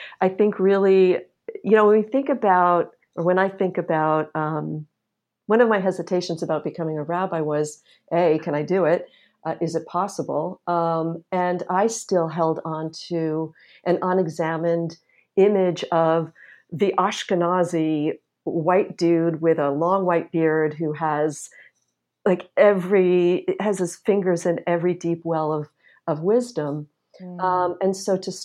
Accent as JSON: {"language": "English", "region": "New York", "country": "United States", "tie": "born or raised there", "said": "I grew up in New York, Holocaust survivor, family, first generation American"}